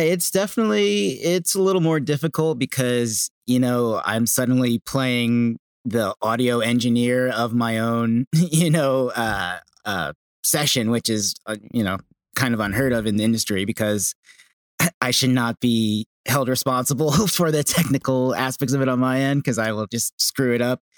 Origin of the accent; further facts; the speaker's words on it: Bristol, Pennsylvania, United States; also born or lived in Los Angeles; now in Manahawkin, United States; I'm from a small town outside of Philadelphia, Pennsylvania called Bristol Borough.